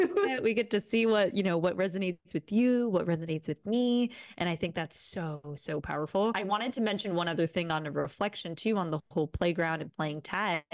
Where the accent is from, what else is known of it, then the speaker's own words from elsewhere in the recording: Rome, Lazio, Italy; moved away as an adult; also born or lived in Boulder, Colorado / Bali; now in Canggu, Indonesia; I was born and raised in Rome, Italy.